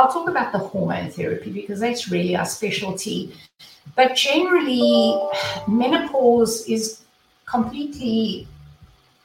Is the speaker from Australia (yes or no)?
no; South Africa; moved away as an adult; now in Tuscaloosa, United States; I am originally from South Africa